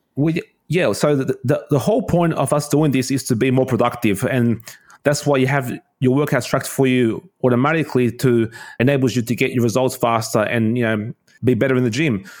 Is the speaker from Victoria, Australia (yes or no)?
no; Sydney, New South Wales, Australia; I'm from Sydney, Australia.